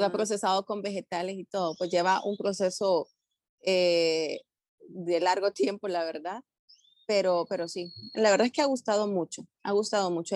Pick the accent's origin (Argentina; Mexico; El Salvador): El Salvador; moved away as an adult; now in Panama; soy salvadoreña, pero también ya con corazoncito panameño